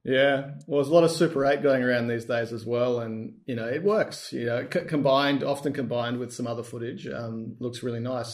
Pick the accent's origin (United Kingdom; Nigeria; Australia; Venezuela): Australia; We're both Australian.